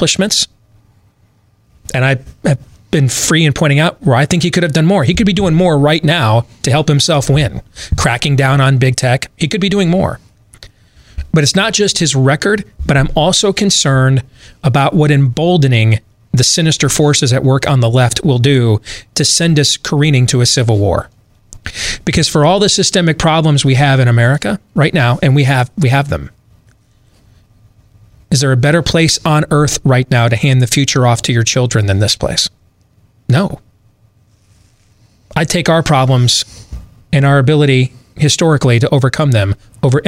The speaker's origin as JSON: {"language": "English", "region": "Michigan", "country": "United States", "tie": "born or raised there", "said": "I grew up in Michigan."}